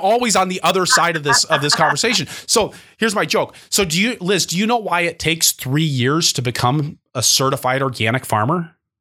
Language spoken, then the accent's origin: English; Seattle, Washington, United States; moved away; where I grew up in Seattle, Washington